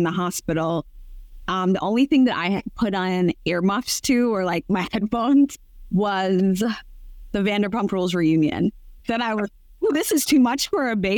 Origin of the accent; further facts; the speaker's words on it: New York City, New York, United States; moved away as an adult; now in Italy; we are calling in from Brooklyn and where I am from